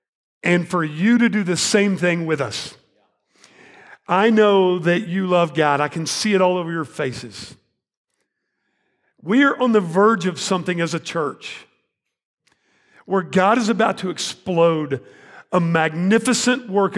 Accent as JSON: {"language": "English", "town": "Arlington", "region": "Texas", "country": "United States", "tie": "born or raised there", "also_born_or_lived": "Fort Worth, Texas", "said": "I was born in 1970 in Fort Worth, Texas. You know where that is? Go Frogs. TCU, right? Who's for TCU? All right. I moved to Arlington, Texas in 1977. My parents bought a house out there, started school, grew up there."}